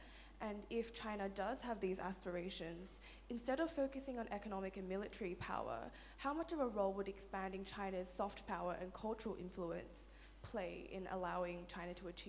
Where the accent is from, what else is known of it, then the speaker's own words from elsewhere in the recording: Australia; I'm a student of law and international relations at the University of Sydney. So as an Australian-born Chinese